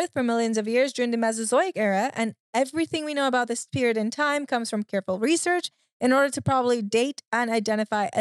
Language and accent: English; Trinidad & Tobago; I grew up in the Caribbean.